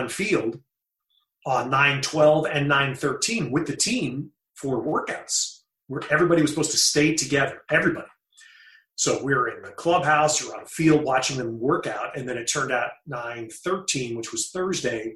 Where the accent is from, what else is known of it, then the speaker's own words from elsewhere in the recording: New York, United States; now in Bay Area, United States; being a New Yorker